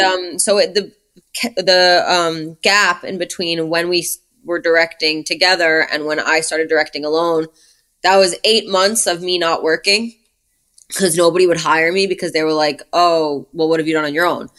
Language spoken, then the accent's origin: English; New York City, New York, United States; now in Los Angeles, United States; I grew up in Brooklyn